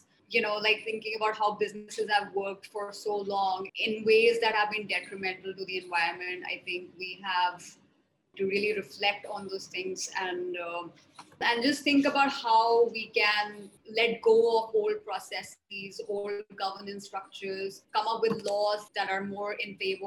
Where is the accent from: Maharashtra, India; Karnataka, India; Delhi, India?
Delhi, India; New Delhi; also born or lived in mountains of northern India (Himalayas) / Mumbai / Netherlands; So I grew up in New Delhi. I spent a lot of my time. I did all my schooling in New Delhi